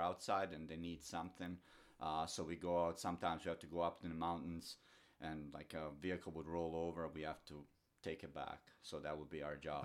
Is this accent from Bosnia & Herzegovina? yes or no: yes; Doboj, Republika Srpska, Bosnia & Herzegovina; English is a second language; moved away; I grew up, uh, in small town Doboj, which is northern, northern Bosnia